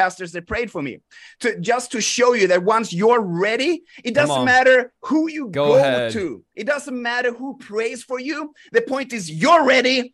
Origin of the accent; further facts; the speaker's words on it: Sweden; I grew up in Sweden